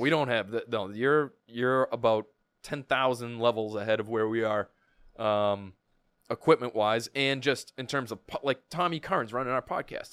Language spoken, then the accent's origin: English; Milton, Massachusetts, United States; I grew up in Milton. I s, still live close by.